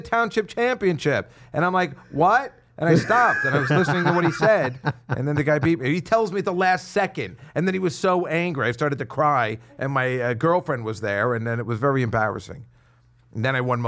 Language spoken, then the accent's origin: English; Edison, New Jersey, United States; My hometown. I'm from Edison, New Jersey